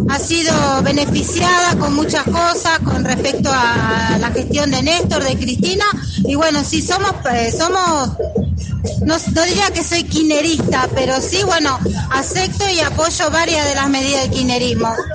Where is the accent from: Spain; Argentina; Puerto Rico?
Argentina; Moreno, Buenos Aires Province; De Moreno.